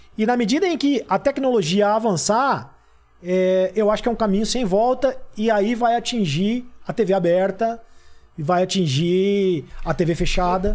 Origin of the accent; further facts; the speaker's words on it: Itapira, São Paulo, Brazil; moved away; eu sou do interior de São Paulo, né? Eu sou de Itapira